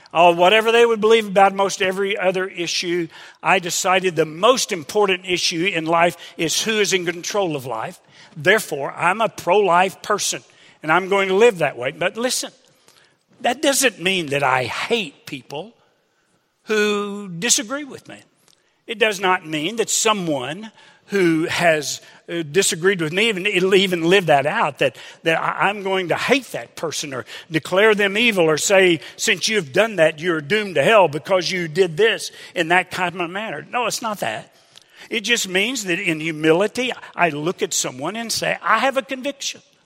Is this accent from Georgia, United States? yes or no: no; Hot Springs, Arkansas, United States; Sandy and I grew up in Hot Springs, Arkansas